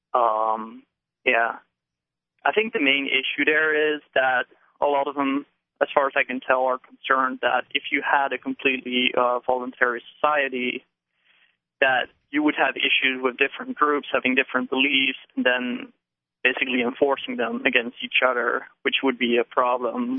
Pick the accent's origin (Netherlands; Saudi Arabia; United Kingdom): Netherlands; moved away as an adult; now in New Hampshire, United States; originally I'm from the Netherlands, okay. but I'm here for graduate school, so okay. I, I just moved to New Hampshire